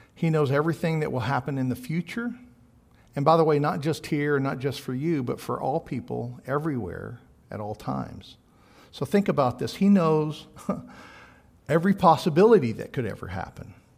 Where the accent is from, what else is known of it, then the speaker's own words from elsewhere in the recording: Texas, United States; I'm from Texas